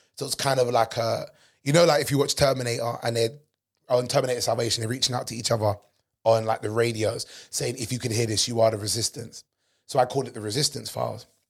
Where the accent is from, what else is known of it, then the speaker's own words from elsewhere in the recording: England, United Kingdom; I'm British, but I'm not the typical loutish English person that walks around who are you all the time. But even though I'm born and raised here